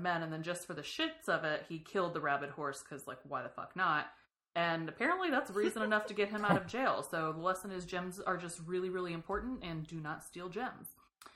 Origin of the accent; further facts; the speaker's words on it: the South, United States; I'm from the South.